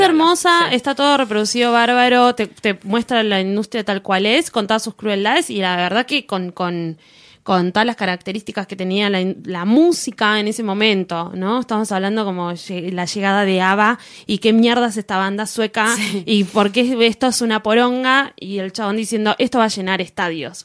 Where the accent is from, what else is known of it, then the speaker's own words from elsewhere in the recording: Argentina; nosotros que tenemos mayoría de mayoría de inmigrante italiano acá en Argentina